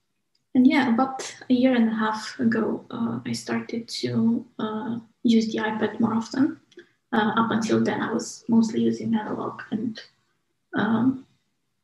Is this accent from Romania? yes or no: yes; Romania; moved away as an adult; also born or lived in United Kingdom; now in Manchester, United Kingdom; from Romania, but moved to UK about 5 years ago to study architecture